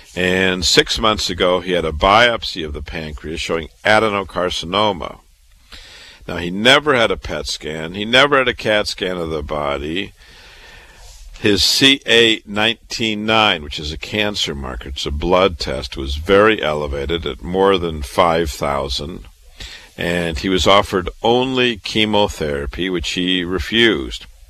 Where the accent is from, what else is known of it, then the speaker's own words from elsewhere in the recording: Waterloo, Iowa, United States; moved away as an adult; also born or lived in Chicago, Illinois / Boston, Massachusetts; I was born and raised in Waterloo, Iowa